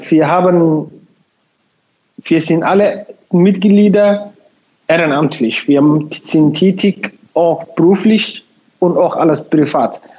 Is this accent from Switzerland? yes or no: no; Somalia; German is a second language; now in Bremen, Germany; ich wohne in Bremen, ich komme aus Somalia. Seit fast sieben Jahren bin ich in Bremen, in Deutschland allgemein auch.